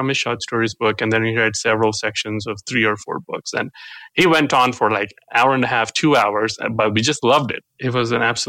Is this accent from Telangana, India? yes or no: yes; Hyderabad, Telangana, India; first language Telugu; English is a second language; I grew up in the southern part of India in Hyderabad. It's a city down there that is huge.